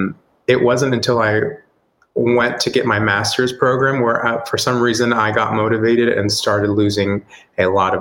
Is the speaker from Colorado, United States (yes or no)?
no; Texas, United States; I originally from Texas, so I grew up in Texas in a very conservative home